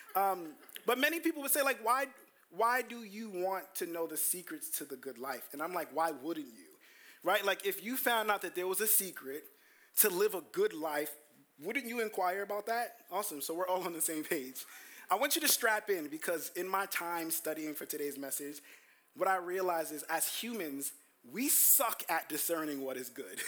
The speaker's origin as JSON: {"language": "English", "town": "New York City", "region": "New York", "country": "United States", "tie": "born or raised there", "said": "I grew up in Brooklyn"}